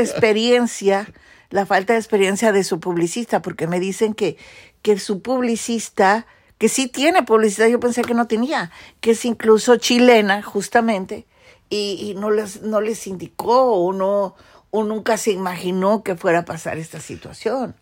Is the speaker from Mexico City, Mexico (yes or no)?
yes; Mexico City, Mexico; en el Distrito Federal somos más patrióticos de Hueso Colorado